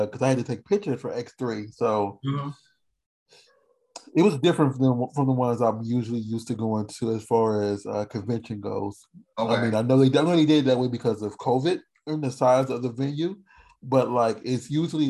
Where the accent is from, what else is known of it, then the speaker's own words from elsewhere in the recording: Indiana, United States; I'm from Indiana.